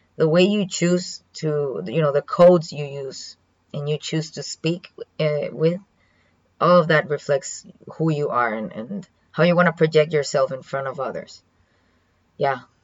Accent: Dominican Republic; first language Spanish; English is a second language; moved away as an adult; now in Kaohsiung, Taiwan

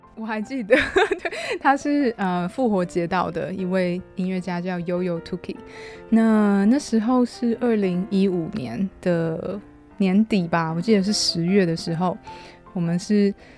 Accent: Hualien, Hualien County, Taiwan; moved away as an adult; also born or lived in Australia / Vanuatu; 我在华联长大，我爸爸他是有一个有机农场

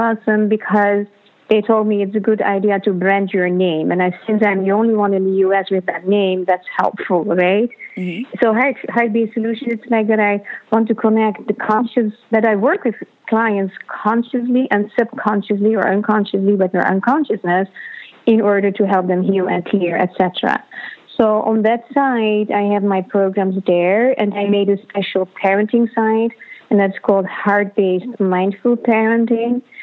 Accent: Netherlands; moved away; I am originally from the Netherlands

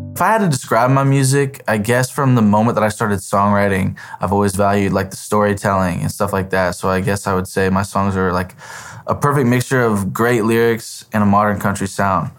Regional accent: Terre Haute, Indiana, United States; moved away; back in my hometown of Terre Haute

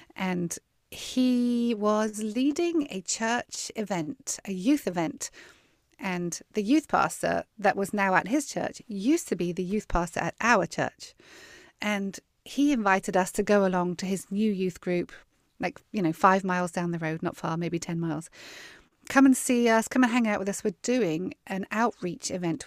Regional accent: Weymouth, South West England, United Kingdom; now in Texas, United States; I was born and grew up on the south coast of England. in a town called Weymouth

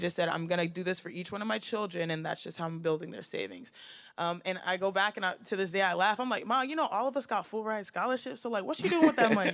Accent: Houston, Texas, United States; moved away; with four girls in the house in Houston, Texas

